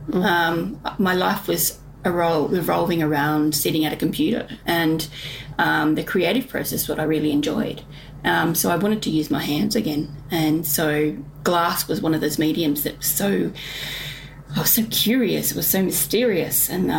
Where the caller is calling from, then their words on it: Launceston, Tasmania, Australia; I am from Kanamaluka, which is in the West Tamar of Launceston in La Trobita, Tasmania.